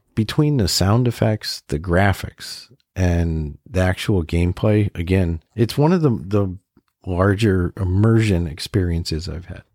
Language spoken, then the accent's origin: English; New England, United States; we're from New England, so we only have legit like one real mountain